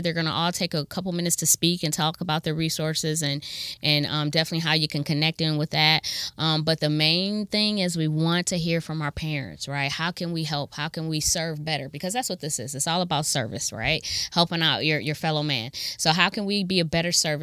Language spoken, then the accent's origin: English; Akron, Ohio, United States; also born or lived in Kent, Ohio; now in Toledo, United States; I'm from Akron. I went to John R. Buchtel High School